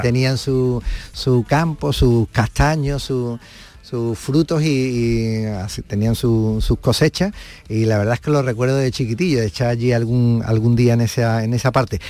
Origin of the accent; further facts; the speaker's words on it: Fuenteheridos, Andalusia, Spain; mi tierra, al pueblo de, mis padres el mío